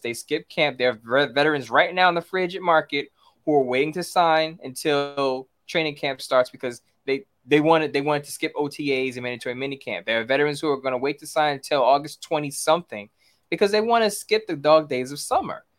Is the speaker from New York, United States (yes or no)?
yes; New York City, New York, United States; I'm from New York City. I'm from Brooklyn, New York.